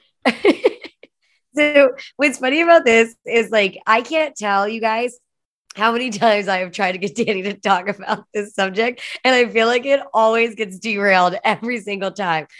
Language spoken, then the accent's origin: English; United States; I'm an American